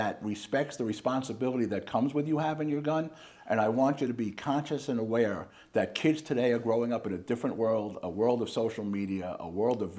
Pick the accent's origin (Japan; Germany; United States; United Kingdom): United States; Long Island, New York; accent: Slight New York accent; moved away as an adult; also born or lived in Philadelphia, Pennsylvania / Reading, Pennsylvania; now in Phoenix, United States; I grew up on Long Island, New York